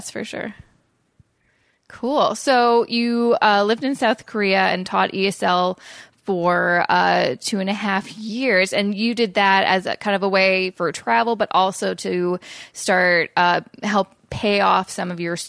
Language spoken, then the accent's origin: English; Coquitlam, British Columbia, Canada; moved away as an adult; also born or lived in Vancouver; now in Toronto, Canada; I'm from Coquitlam originally, but I moved to Vancouver after I graduated university and, you know, moved out of my parents' place and just living in the city.